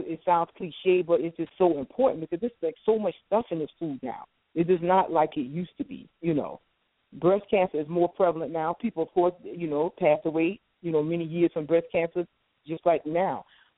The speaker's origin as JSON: {"language": "English", "region": "the South", "country": "United States", "tie": "born or raised there", "said": "I'm from the South. I know about every type of country food that you want to dream about, born and raised."}